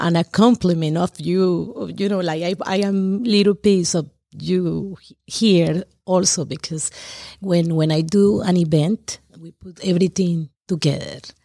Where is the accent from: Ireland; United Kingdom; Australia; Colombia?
Colombia; English is a second language; moved away as an adult; now in Taylorsville, United States; I was born in Colombia